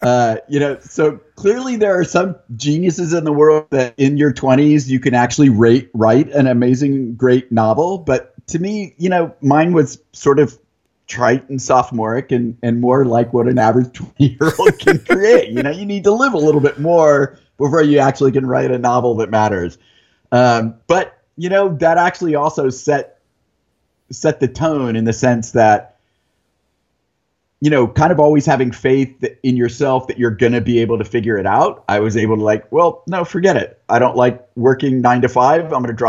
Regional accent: San Diego, California, United States; also born or lived in Monterey; now in Encinitas, United States; So I was born in Monterey, lived in San Diego a couple times, lived out in the desert where there's a Naval Weapons Center, and then back in San Diego for high school. So that, I consider it my hometown.

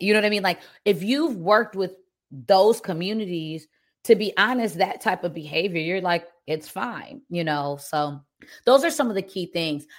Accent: Detroit, Michigan, United States; moved away as an adult; also born or lived in Germany; now in Cayman Islands; I'm from right outside of Detroit, and I actually lived abroad as a kid, so I have both Detroit experience and living in Germany experience

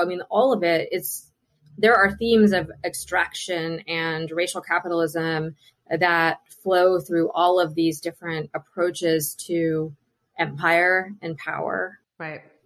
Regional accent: Mingo County, West Virginia, United States; moved away; also born or lived in Charleston, West Virginia; I grew up in Mingo County, uh, okay. uh, which is about two hours south um, west of Charleston.

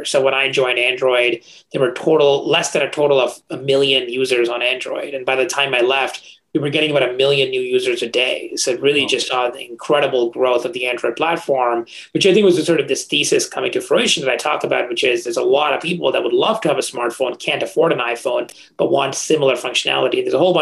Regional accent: India; moved away; I grew up in India, in a small town in India

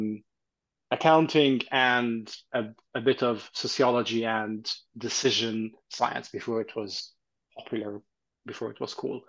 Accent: Egypt; also born or lived in Canada / Dubai; now in London, United Kingdom; I'm Egyptian, Italian. I grew up in Egypt, and then I'd moved to Canada

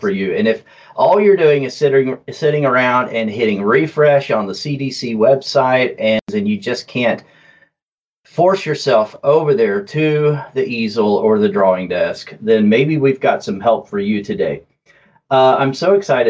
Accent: southern Oklahoma, United States; accent: southern drawl; my southern drawl. All right. Yeah, I grew up in southern Oklahoma

